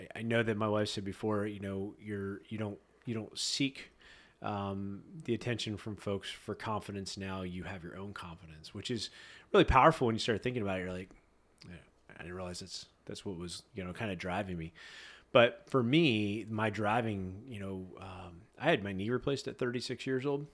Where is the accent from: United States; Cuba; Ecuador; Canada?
United States; Annville, Pennsylvania; I grew up in Amville, so good old small town Amville